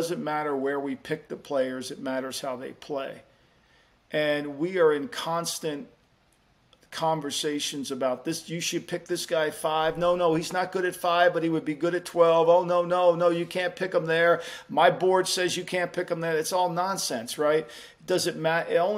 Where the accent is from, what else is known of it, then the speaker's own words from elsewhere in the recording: Jersey Shore, New Jersey, United States; I grew up on the Jersey Shore